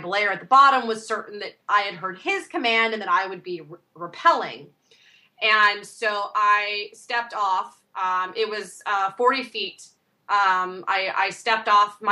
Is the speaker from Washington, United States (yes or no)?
yes; Washington, United States; also born or lived in Alaska; growing up in the Northwest, I'm born in Alaska. My family moved down to the peninsula down here in Washington, and I've stayed on the West Coast my whole life